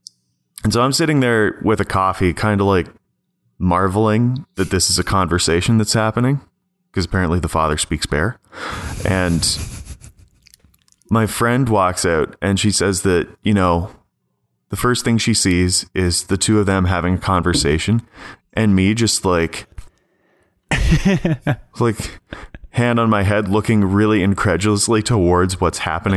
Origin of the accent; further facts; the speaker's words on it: Ontario, Canada; accent: rural Ontario; This is the rural Ontario accent.